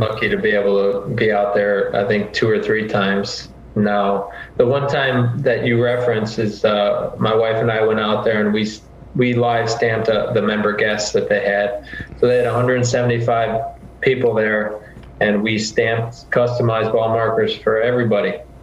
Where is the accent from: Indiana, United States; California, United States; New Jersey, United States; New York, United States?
Indiana, United States; Northwest; growing up in Northwest Indiana, where most people here are Bulls fans